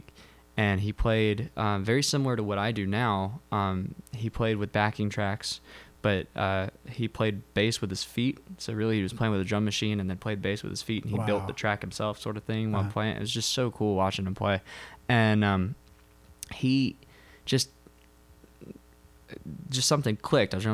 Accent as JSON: {"language": "English", "town": "Macon", "region": "Georgia", "country": "United States", "moved": "as an adult", "lives_now": "Dahlonega, United States", "said": "I'm from Macon. I live in Dahlonega"}